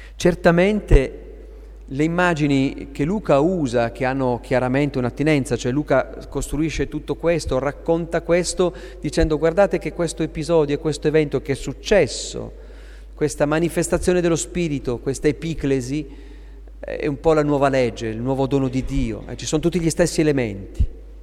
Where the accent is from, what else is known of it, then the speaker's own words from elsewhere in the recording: Aosta Valley, Italy; io sono valdostano, quindi vicino alla Francia